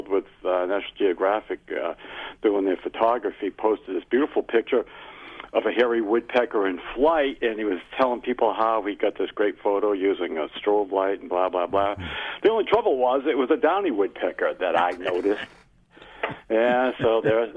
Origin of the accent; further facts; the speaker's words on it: Massachusetts, United States; accent: Massachusetts; my Massachusetts accent